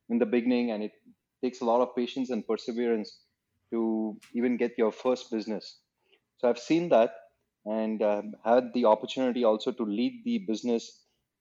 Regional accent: Chennai, Tamil Nadu, India; also born or lived in Cardiff; my growing years were in Chennai

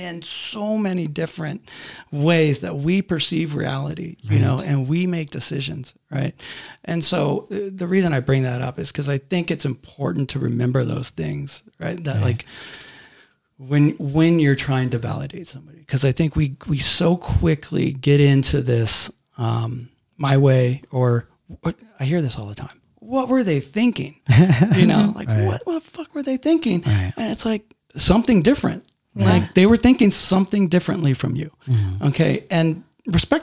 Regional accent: Garden Grove, California, United States; born or raised there

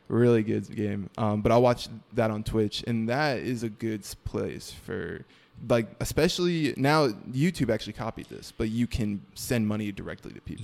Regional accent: Mooresville, North Carolina, United States; also born or lived in New York; I grew up in, like, Norman area, uh, Mooresville

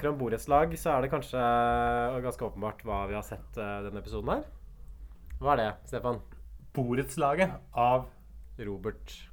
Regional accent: Hamar, Innlandet, Norway; du veit at jeg kommer fra Hamar.

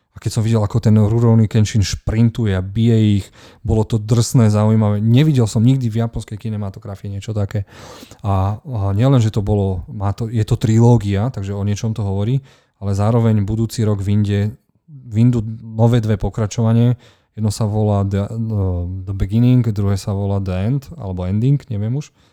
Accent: Martin, Žilina Region, Slovakia; u nás v Martine

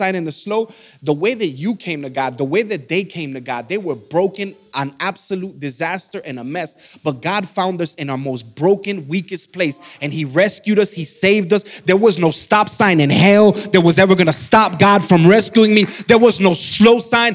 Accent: Miami, Florida, United States; moved away as an adult; now in Georgia, United States; I'm from Miami, Florida. We've been here for about 7 years

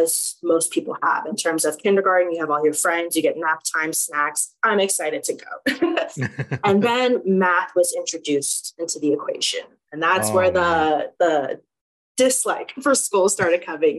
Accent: Oklahoma, United States; moved away as an adult; also born or lived in Chicago, Illinois; now in Fort Collins, United States; When I moved to Oklahoma, and then that's where I spent a majority of my life

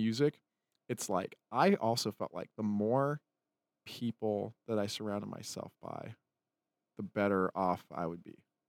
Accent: Utah, United States; that's why I tell people I'm from Utah.

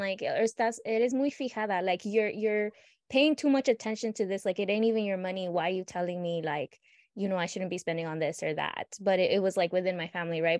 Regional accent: United States; born in the United States, growing up in the United States

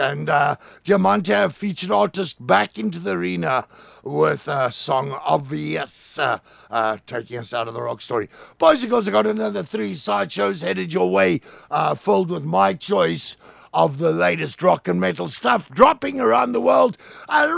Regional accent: Plettenberg Bay, Western Cape, South Africa; my hometown, MCFM 90.3, Plettenberg Bay

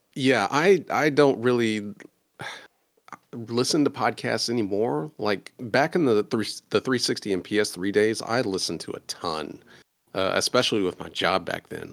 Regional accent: Indiana, United States; I am from Indiana

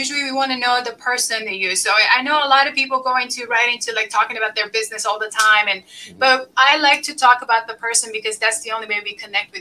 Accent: Lebanon; moved away; I was born and raised in Lebanon in the middle of war. So all I know from the time I was born was like war until I left the country

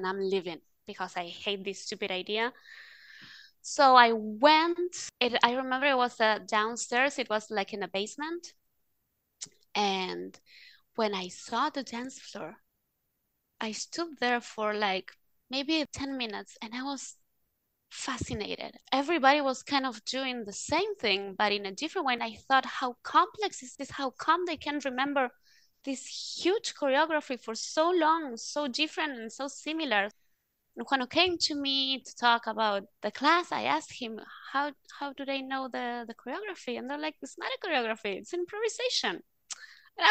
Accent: Argentina; also born or lived in Italy; I grew up in Italy until I was 8, and then we moved to Argentina

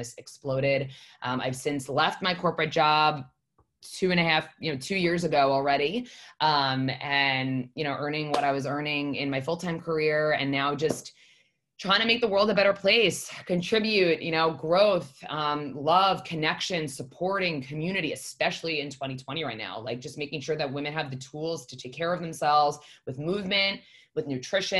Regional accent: New York, United States; So I am born and raised in New York.

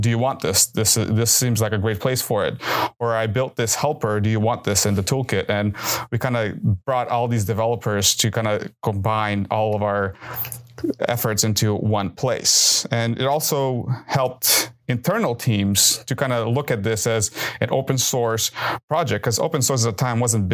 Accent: Southern California, United States; moved away; I grew up in Southern California

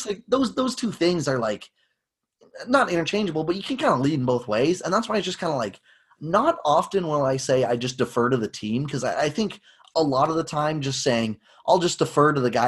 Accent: near Toronto, Ontario, Canada; growing up near Toronto

